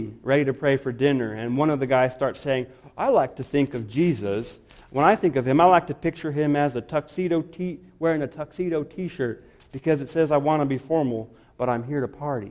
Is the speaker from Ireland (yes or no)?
no; Guatemala; moved away; I grew up in Guatemala